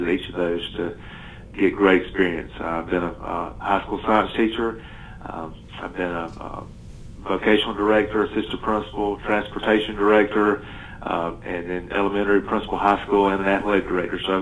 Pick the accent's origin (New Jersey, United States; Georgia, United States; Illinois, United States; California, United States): Georgia, United States; Turner County, South; moved away as an adult; also born or lived in Lanier County, Georgia; now in Bremen, United States; Turner County, which was my hometown. I got to go back home